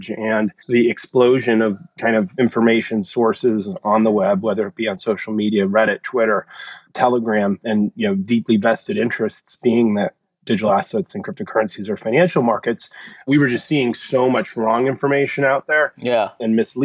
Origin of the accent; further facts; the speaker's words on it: Connecticut, United States; moved away as an adult; also born or lived in New York City; I'm originally from Connecticut, grew up here, and moved back in with my parents at 40